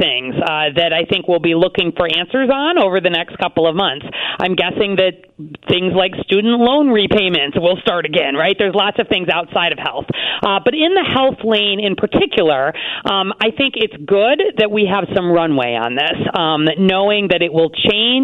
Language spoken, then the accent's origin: English; Chicago, Illinois, United States; I'm a Chicagoan